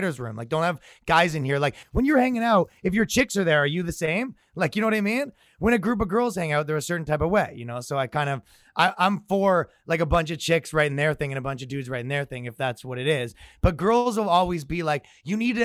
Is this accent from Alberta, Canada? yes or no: no; Toronto, Ontario, Canada; moved away as an adult; now in New York, United States; I'm from Toronto, Canada